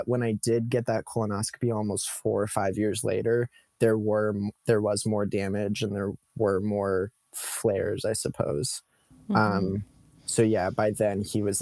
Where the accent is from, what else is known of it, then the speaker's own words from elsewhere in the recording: Modesto, California, United States; now in Los Angeles, United States; I was growing up in Modesto, California, which is a small agricultural town in the Central Valley of California